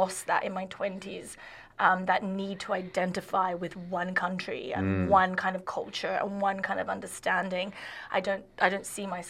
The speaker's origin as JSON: {"language": "English", "town": "Sydney", "region": "New South Wales", "country": "Australia", "tie": "born or raised there", "also_born_or_lived": "New York / London / Saudi Arabia", "moved": "as an adult", "said": "I kind of knew I would never live in Sydney as a kid"}